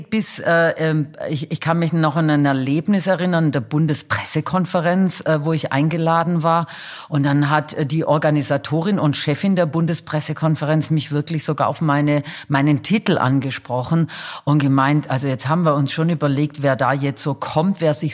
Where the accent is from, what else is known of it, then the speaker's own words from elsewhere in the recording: Stuttgart, Baden-Württemberg, Germany; Also ähm, ich komme ja aus Stuttgart.